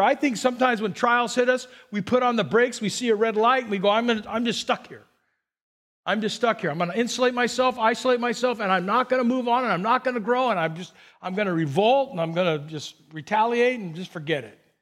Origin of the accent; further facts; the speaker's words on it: Burbank, California, United States; I grew up in Burbank